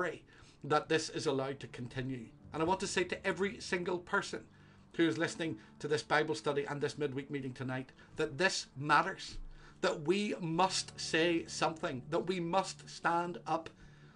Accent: Northern Ireland, United Kingdom; moved away as an adult; also born or lived in Scotland; I was from Northern Ireland

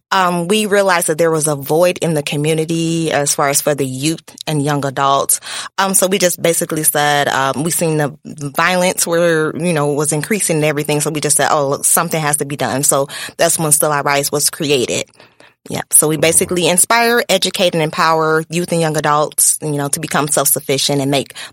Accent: Kankakee, Illinois, United States; Kankakee native.

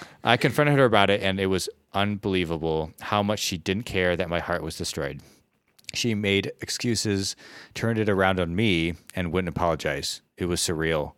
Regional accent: Midwest, United States; as a Midwesterner, a fellow Midwesterner

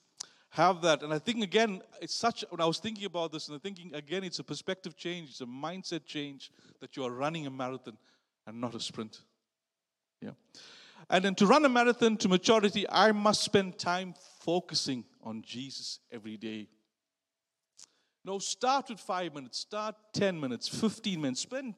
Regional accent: South Africa; moved away; which I didn't know about because I came from South Africa

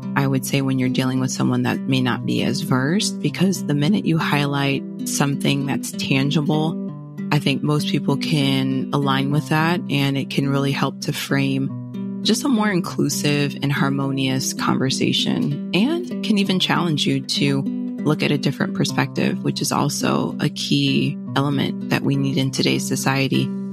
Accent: Fort Lauderdale, Florida, United States; moved away as an adult; now in Chicago, United States; originally from Fort Lauderdale, born and raised, and then moved to Chicago in twenty nineteen

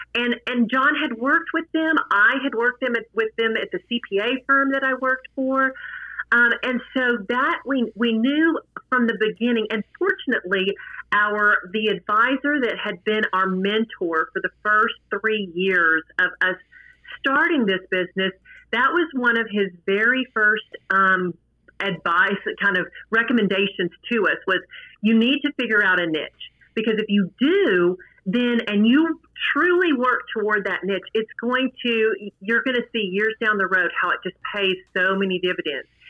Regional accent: Midland, Texas, United States; I'm from Midland, Texas

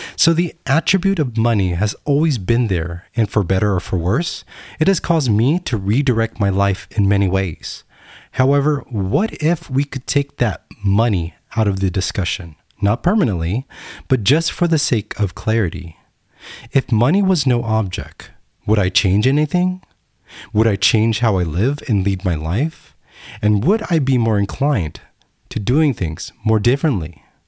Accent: United States; I'm American

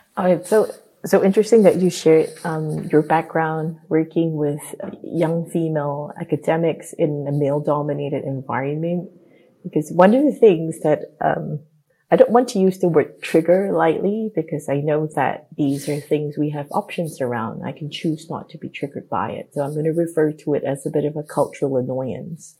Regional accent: Singapore; moved away; having been born and brought up in Singapore

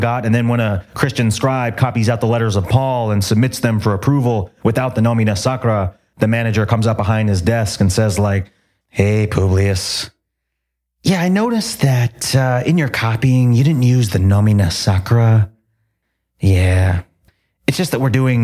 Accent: Toms River, New Jersey, United States; moved away as an adult; my hometown was called Tom's River

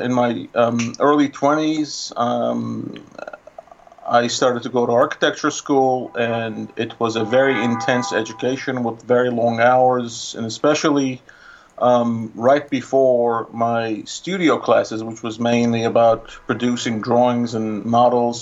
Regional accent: Istanbul, Turkey; moved away as an adult; also born or lived in New York City; now in Brooklyn, United States; I am from Istanbul

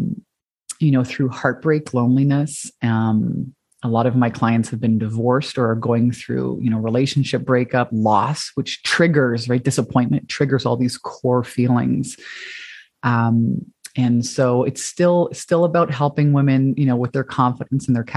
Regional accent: Canada; now in Hawaii, United States; I'm Canadian like you and moved to Hawaii

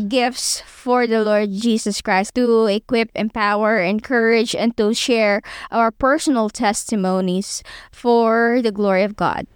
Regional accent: Philippines; me as a Filipina

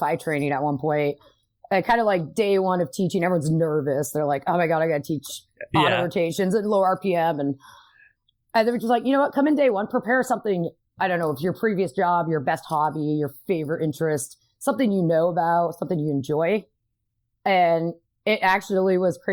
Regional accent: Vermont, United States; moved away; I grew up in Vermont, from New England

